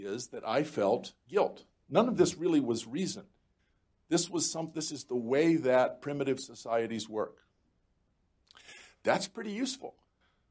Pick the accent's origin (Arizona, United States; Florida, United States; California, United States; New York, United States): Florida, United States; rural; moved away; also born or lived in North Carolina / Germany; I grew up in rural Florida.